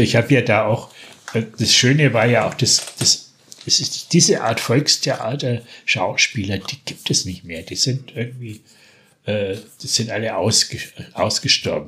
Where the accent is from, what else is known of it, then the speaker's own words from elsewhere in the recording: Franconia, Bavaria, Germany; accent: Franconian (East Franconian); also Berlin dialect; ich bin ja eigentlich zweisprachig aufgewachsen. Mein Vater war waschechter Berliner, hat bis oh, zu seinem okay. Tod, bis zu seinem Tod äh, Dialekt, auch den Berliner Dialekt gepflegt. Den habe ich gleich mitgelernt, oh, neben, neben Fränkisch